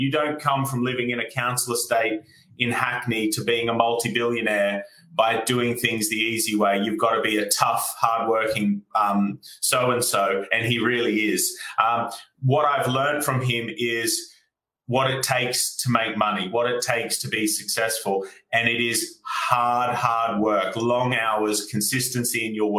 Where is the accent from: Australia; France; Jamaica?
Australia; moved away as an adult; now in United Kingdom; as you can tell from my accent, I'm from Australia, and I came over here as a backpacker in 2012